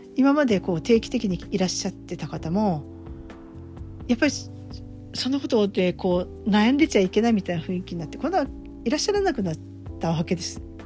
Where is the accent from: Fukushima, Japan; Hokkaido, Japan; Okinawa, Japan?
Fukushima, Japan; moved away; 私も福島出身なので